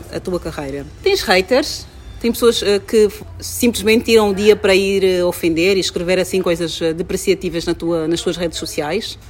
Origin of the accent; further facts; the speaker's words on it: Angola; sou angolana